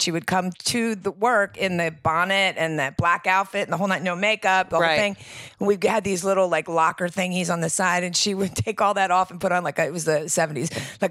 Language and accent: English; Lancaster County, Pennsylvania, United States; moved away as an adult; I'm from Lancaster County, Pennsylvania.